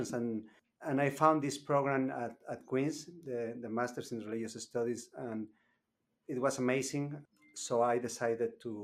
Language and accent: English; Chiapas, Mexico; moved away as an adult; now in Canada; I am from Mexico, specifically from Chiapas. It's in the south of Mexico.